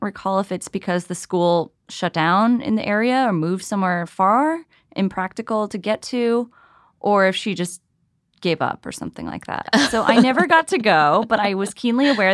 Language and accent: English; New Jersey, United States; I was growing up in New Jersey